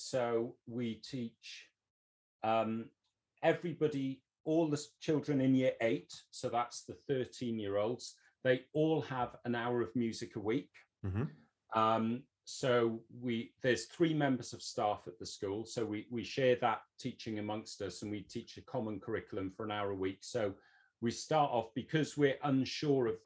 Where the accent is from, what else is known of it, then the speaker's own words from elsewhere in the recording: Wales, United Kingdom; now in England, United Kingdom; I'm Welsh. I was born and brought up in Wales. I've moved into England